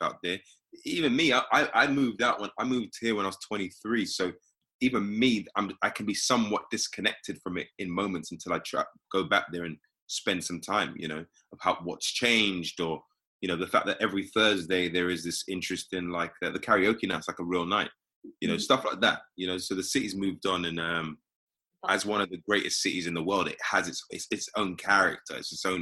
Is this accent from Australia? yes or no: no; London, United Kingdom; accent: British; moved away as an adult; now in United States; I'm from here